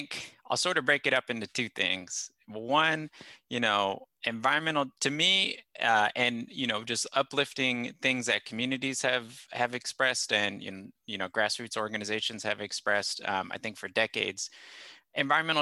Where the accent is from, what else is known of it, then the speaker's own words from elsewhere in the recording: Corona, California, United States; moved away as an adult; also born or lived in Los Angeles, California / Midwest; I grew up in Southern California, specifically in Temescal Valley, which is an unincorporated part of Riverside County